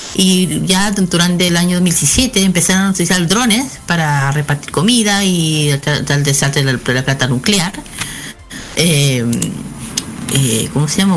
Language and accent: Spanish; Chile; nosotros que somos chilenos